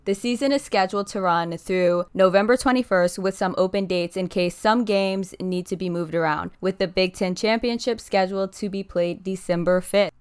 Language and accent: English; Ohio, United States; When I was a little girl growing up in Ohio